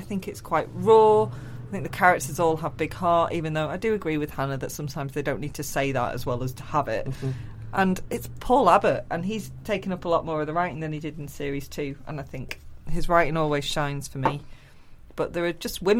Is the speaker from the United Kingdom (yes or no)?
yes; Glossop, East Midlands, United Kingdom; also born or lived in Manchester; I grew up in Glossop.